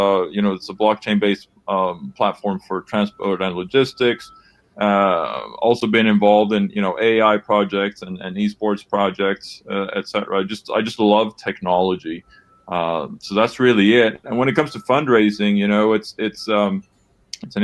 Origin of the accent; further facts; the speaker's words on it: Sweden; moved away as an adult; now in Los Angeles, United States; Born and raised in Sweden